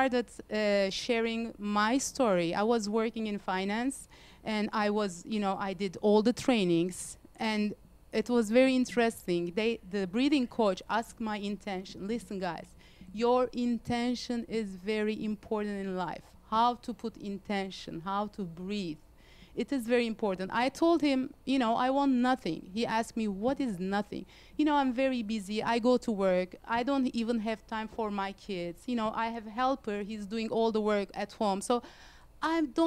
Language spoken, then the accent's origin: English; Istanbul, Turkey; moved away as an adult; I'm from Istanbul. I moved here like 10 years ago.